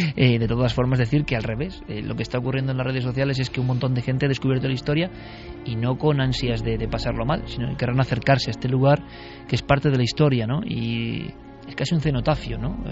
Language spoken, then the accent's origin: Spanish; Vitoria-Gasteiz, Basque Country, Spain; yo como vitoriano, nací en Vitoria.